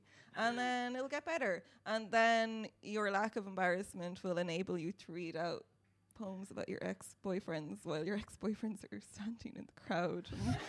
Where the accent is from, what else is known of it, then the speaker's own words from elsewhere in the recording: Leitrim, Connacht, Ireland; because I'm from Leitrim